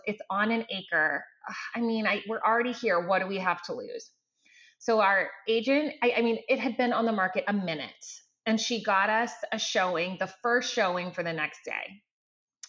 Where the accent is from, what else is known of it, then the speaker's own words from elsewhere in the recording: Maine, United States; moved away as an adult; also born or lived in Massachusetts; now in Houston, United States; I grew up in Maine